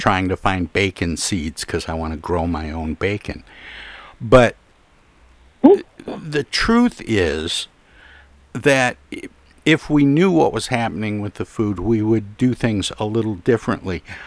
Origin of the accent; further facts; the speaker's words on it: Midwest, United States; I grew up in the Midwest